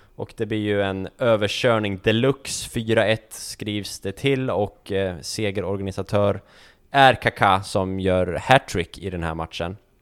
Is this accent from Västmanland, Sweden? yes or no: yes; Västerås, Västmanland, Sweden; jag var hemma på min altan hemma i Västerås, på, i villan jag uppväxt